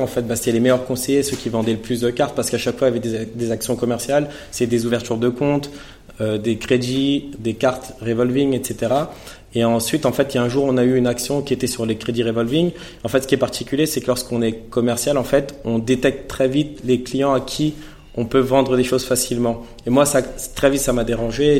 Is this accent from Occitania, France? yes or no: no; Villepinte, Île-de-France, France; je suis originaire de Villepinte, dans le 93